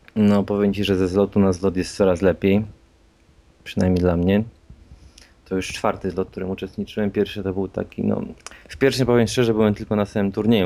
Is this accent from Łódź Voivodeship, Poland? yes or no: yes; Łódź, Łódź Voivodeship, Poland; jestem z Łodzi.